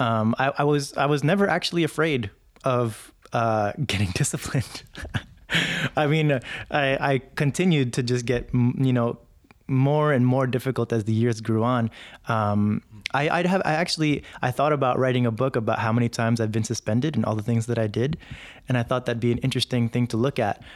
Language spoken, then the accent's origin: English; New York City, New York, United States; also born or lived in Jersey City; I grew up in, in New York City, and, uh, we moved there from Jersey City when I was around five or six